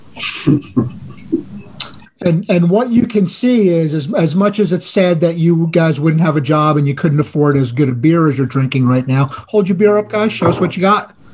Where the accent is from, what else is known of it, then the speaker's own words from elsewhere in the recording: New Jersey, United States; That was New Jersey. That was my home state